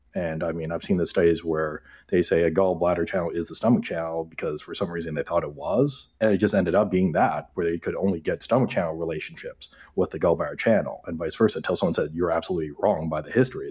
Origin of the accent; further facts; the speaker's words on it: Hamilton, Ontario, Canada; also born or lived in Toronto; Asian kid growing up in Hamilton, Steel City